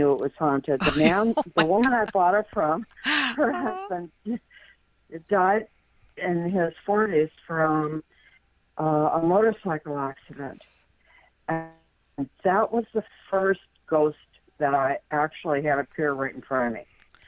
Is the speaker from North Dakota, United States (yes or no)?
yes; northern North Dakota, United States; moved away; I grew up in North Dakota, in northern North Dakota